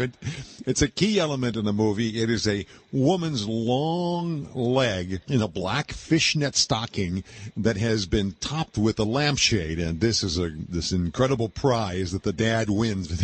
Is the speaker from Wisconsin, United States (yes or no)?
yes; Milwaukee, Wisconsin, United States; I was growing up in Milwaukee, Wisconsin at the time